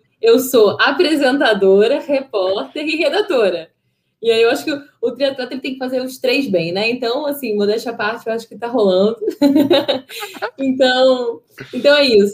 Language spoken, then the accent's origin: Portuguese; Rio de Janeiro, Brazil; also born or lived in São Paulo; nasci em São Paulo, eu morei até os 10 anos em São Paulo, minha família é toda carioca, tal, a gente voltou para o Rio de Janeiro, quer dizer, eles voltaram e eu vim pela primeira vez, é, e, e, a gente morou ali na Tijuca